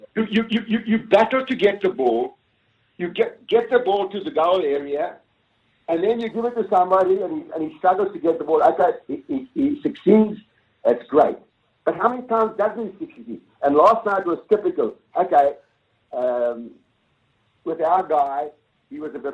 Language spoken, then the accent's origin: English; South Africa; now in Caulfield, Australia; I'm a South African.